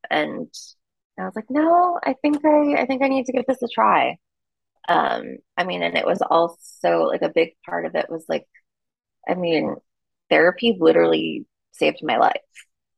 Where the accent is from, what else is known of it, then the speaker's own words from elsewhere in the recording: New York, United States; Tried it for the fall, came back and was like, no, I'm a New Yorker.